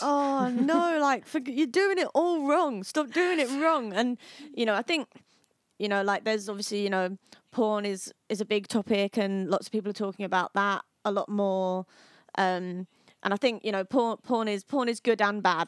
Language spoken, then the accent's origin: English; Harlow, East of England, United Kingdom; my hometown. Harlow, which is the most murderous town in England and Wales.